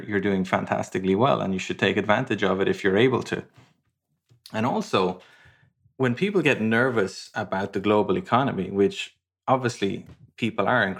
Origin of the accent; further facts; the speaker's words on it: Ireland; moved away; also born or lived in London, United Kingdom / Madrid, Spain; I'm from Ireland originally. I lived in London for many years. I lived in Madrid, Spain for many years.